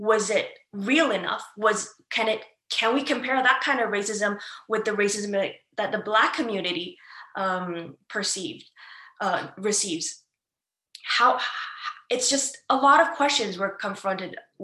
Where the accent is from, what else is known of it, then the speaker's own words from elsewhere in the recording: Ontario, Canada; I'm from Canada, so I can only speak about my experiences in specifically Ontario